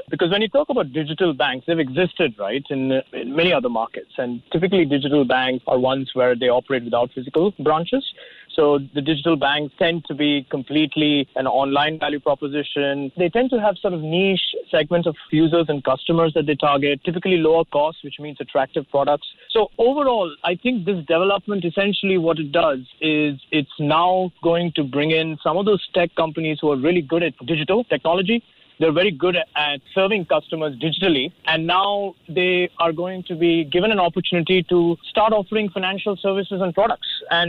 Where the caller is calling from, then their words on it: Manila, Metro Manila, Philippines; I'm joining from Manila.